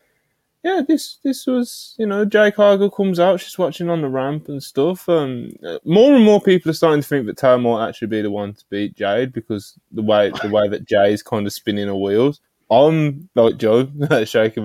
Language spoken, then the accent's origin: English; Birmingham, West Midlands, United Kingdom; accent: Brummy; I've got a British Brummy accent